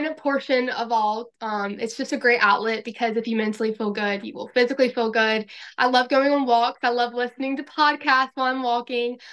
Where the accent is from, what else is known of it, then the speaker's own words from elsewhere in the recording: Florence, South Carolina, United States; I am from Florence, South Carolina